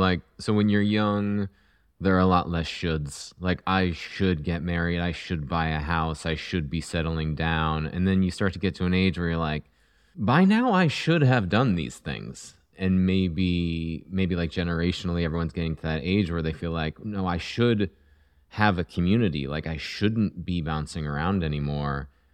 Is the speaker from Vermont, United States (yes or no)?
yes; Vermont, United States; moved away; I grew up in Vermont